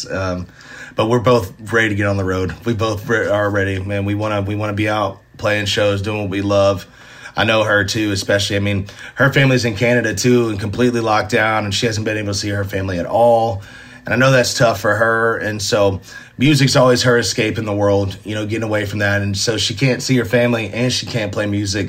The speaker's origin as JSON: {"language": "English", "town": "Nashville", "region": "Tennessee", "country": "United States", "tie": "born or raised there", "said": "Being born and raised in Nashville, going to Ryman shows"}